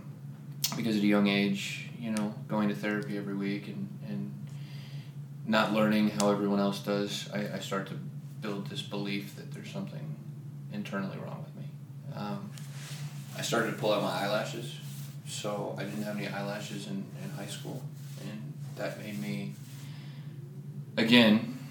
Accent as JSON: {"language": "English", "town": "Columbus", "region": "Ohio", "country": "United States", "tie": "born or raised there", "moved": "as an adult", "said": "started for me in Columbus, Ohio. So I'm originally from Ohio."}